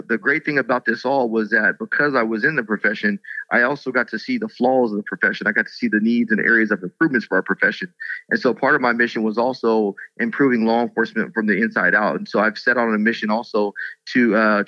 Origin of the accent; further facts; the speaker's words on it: Rialto, California, United States; also born or lived in Las Vegas, Nevada; I grew up here in Southern California and went to a high school called Rialto High School